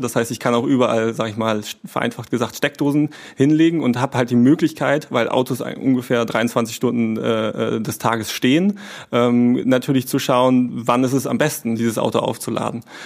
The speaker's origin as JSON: {"language": "German", "town": "Kappeln", "region": "Schleswig-Holstein", "country": "Germany", "tie": "born or raised there", "also_born_or_lived": "Kiel", "lives_now": "Flensburg, Germany", "said": "ich bin in Kappeln geboren tatsächlich, ähm, habe in Kiel studiert, also bin auch nicht so weit gekommen, ähm, bin immer treu geblieben äh, in Schleswig-Holstein"}